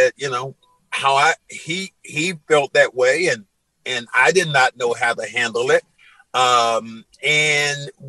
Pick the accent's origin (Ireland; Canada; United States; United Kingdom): United States; the South; I'm from the South